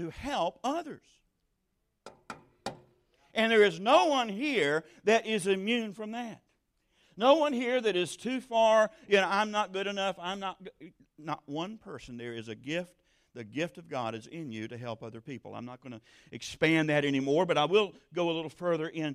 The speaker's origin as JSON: {"language": "English", "region": "South Georgia", "country": "United States", "said": "I come from South Georgia"}